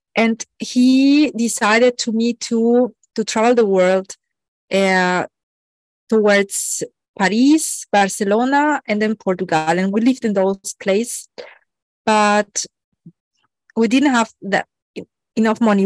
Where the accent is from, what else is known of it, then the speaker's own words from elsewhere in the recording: Mexico; I was born in Mexico